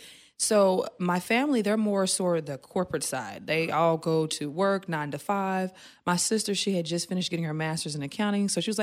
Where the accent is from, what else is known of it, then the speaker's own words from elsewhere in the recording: Tulsa, Oklahoma, United States; I'm from a small town, so I'm from Oklahoma, and Tulsa, Oklahoma, to be exact, and not a lot of people come from that town and actually do something great.